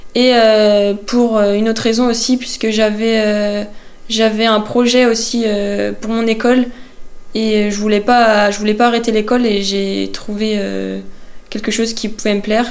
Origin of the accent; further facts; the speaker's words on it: Vannes, Brittany, France; also born or lived in Saint-Jean-Brévelay; Je suis née à Vannes